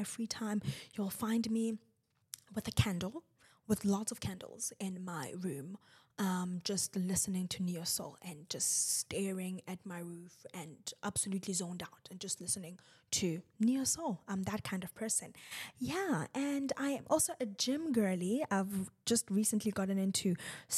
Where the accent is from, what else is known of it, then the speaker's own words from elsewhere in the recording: South Africa; I am South African